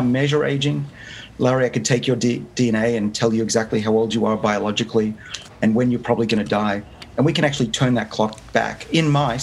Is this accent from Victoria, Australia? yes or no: no; Sydney, New South Wales, Australia; moved away as an adult; now in United States; I grew up in Sydney, so I may be at Harvard, but I'm still very much Australian